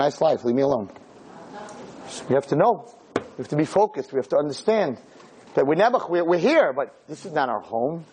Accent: United States; we Americans

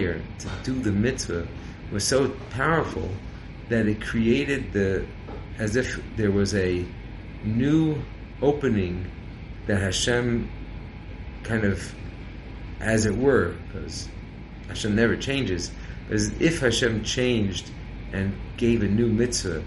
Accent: California, United States; I'm from California

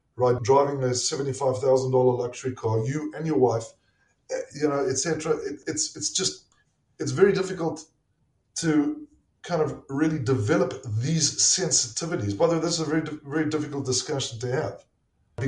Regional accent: South Africa; moved away as an adult; also born or lived in Pittsburgh, Pennsylvania; now in United States; I'm a South African. And we did not grow up with this culture.

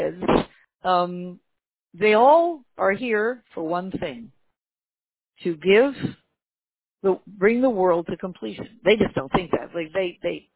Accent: Canada; I was born in Canada

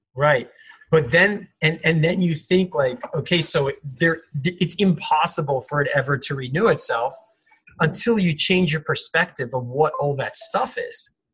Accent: Los Angeles, California, United States; I'm from Los Angeles.

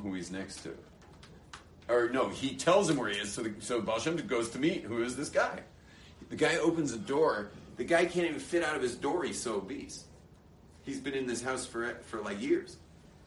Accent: Los Angeles, California, United States; now in Israel; The same exact security that I enjoyed growing up in California, which to me, having grown up

